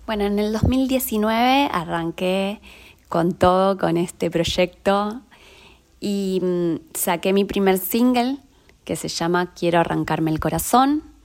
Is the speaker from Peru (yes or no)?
no; Lanús, Buenos Aires Province, Argentina; now in Buenos Aires, Argentina; Soy oriunda de Lanús Oeste. Ahí viví toda mi infancia.